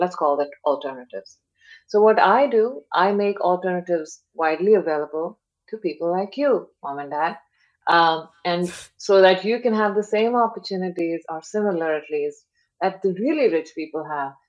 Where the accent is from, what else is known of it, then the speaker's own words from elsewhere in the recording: India; moved away as an adult; now in San Francisco Bay Area, United States; I grew up in India, born, brought up there, uh, came here for graduate studies.